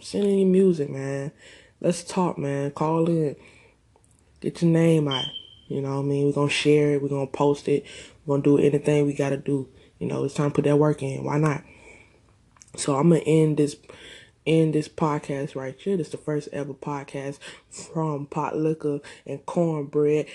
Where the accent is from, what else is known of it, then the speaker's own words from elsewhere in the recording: Augusta, Georgia, United States; I'm from Augusta, GA